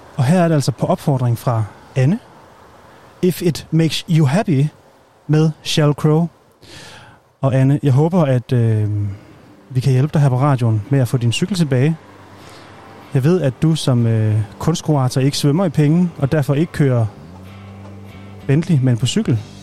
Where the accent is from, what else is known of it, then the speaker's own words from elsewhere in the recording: Aalborg, North Denmark Region, Denmark; jeg er jo selv nordjyde, jeg er fra Aalborg